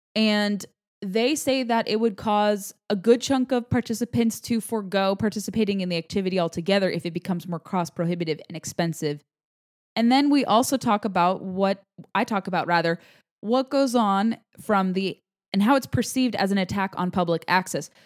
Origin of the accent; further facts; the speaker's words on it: California, United States; the Golden State, my home state